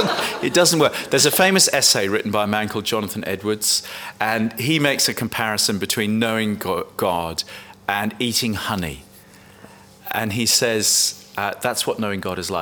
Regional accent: England, United Kingdom; I'm English

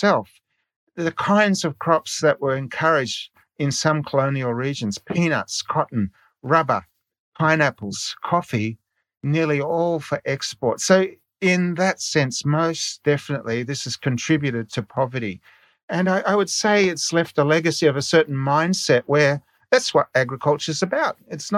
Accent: Australia; moved away as an adult; also born or lived in Niger; In my childhood, growing up in Australia

